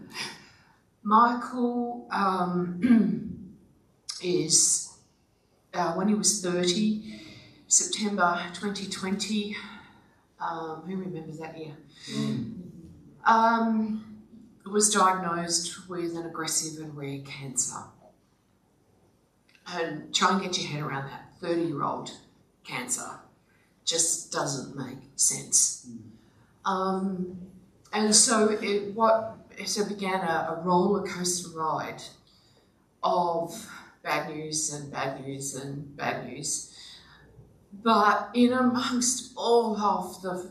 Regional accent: Victoria, Australia; moved away as an adult; now in Queensland, Australia; I grew up in Victoria. I'm the daughter of a dairy farmer

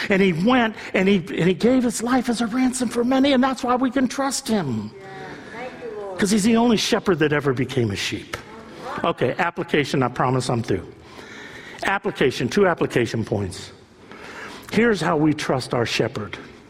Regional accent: South Korea; I don't see single people here. I don't see that many, you know, I'm from Korea. I don't see many people here.

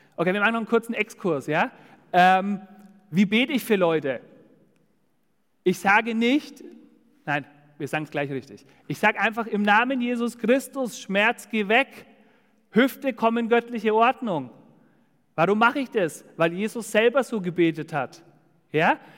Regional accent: Dillenburg, Hesse, Germany; moved away; in Dillenburg, also das ist zwischen Siegen und Gießen, da wo ich herkomme

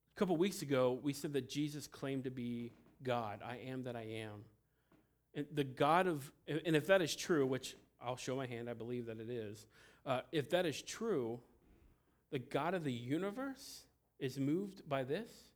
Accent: Cincinnati, Ohio, United States; also born or lived in Felicity, Ohio; I'm from Cincinnati. I'm a city boy.

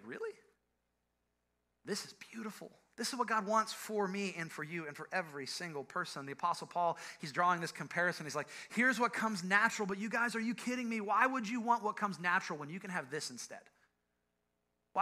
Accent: Ohio, United States; I'm from Ohio

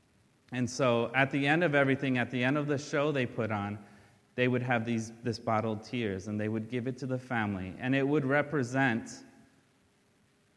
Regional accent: Brazil; moved away; I'm from Brazil, and we left because we had nothing there, and my dad couldn't find work.

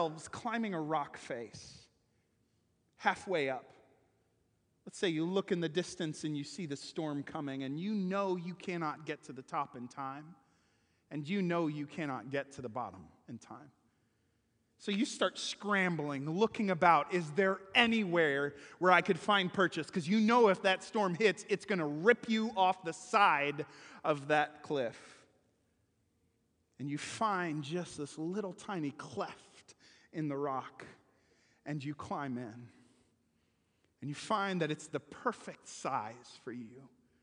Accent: Kenosha, Wisconsin, United States; moved away as an adult; now in Missouri, United States; when I was growing up in Kenosha

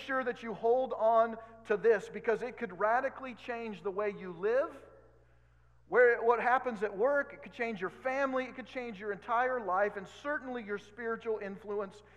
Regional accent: Oregon, United States; now in Kansas, United States; I grew up in Oregon, so it's a little different.

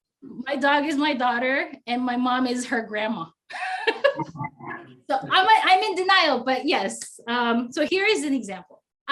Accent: Philippines; now in United States; 20 years ago, I grew up in the States because I grew up in the Philippines and then I grew up in the States.

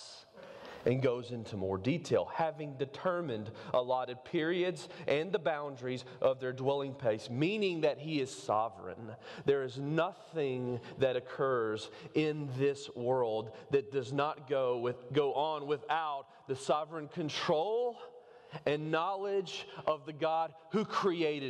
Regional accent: Covington, Georgia, United States; I'm from Covington

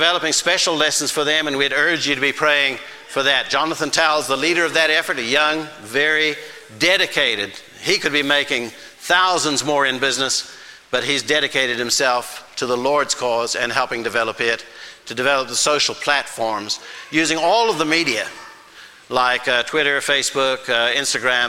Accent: Zimbabwe; first language Shona; English is a second language; now in United States; my home country, my first home country, Zimbabwe

